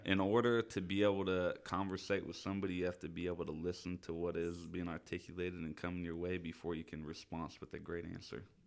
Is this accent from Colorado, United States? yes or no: no; Citrus Heights, California, United States; I grew up mainly Citrus Heights, Fairhopes, Orangeville area